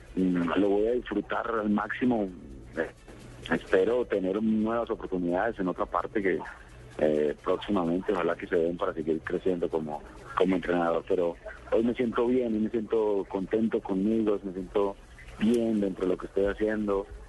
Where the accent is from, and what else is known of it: Colombia; moved away as an adult; also born or lived in Ecuador